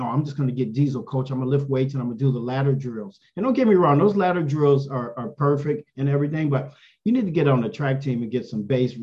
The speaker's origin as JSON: {"language": "English", "town": "San Antonio", "region": "Texas", "country": "United States", "tie": "born or raised there", "said": "I was born in San Antonio, Texas"}